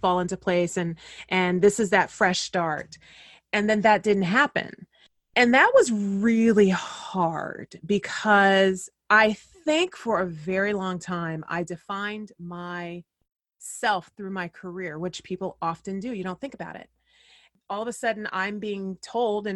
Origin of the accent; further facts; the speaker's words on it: Fresno, California, United States; moved away as an adult; also born or lived in San Diego / New York; my hometown of Fresno, California